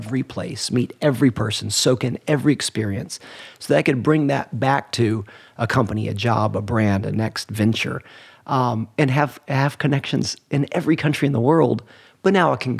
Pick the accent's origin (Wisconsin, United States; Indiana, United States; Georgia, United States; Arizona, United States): Georgia, United States; Atlanta; I grew up in Atlanta